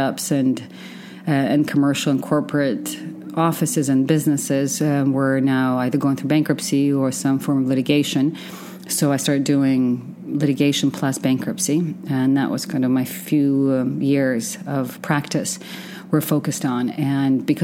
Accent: Western Ukraine, Ukraine; also born or lived in Oregon / San Francisco / Austin, Texas; now in Dubai, United Arab Emirates; I grew up in what used to be the Soviet Union, which is now Western Ukraine. Moved to the States in 1992

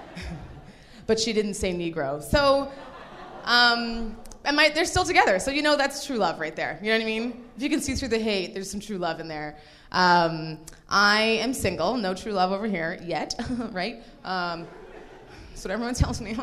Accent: Nigeria; now in Toronto, Canada; I was born in Nigeria

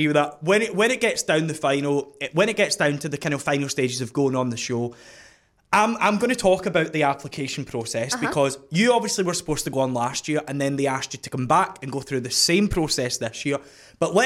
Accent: Scotland, United Kingdom; I'm from Scotland

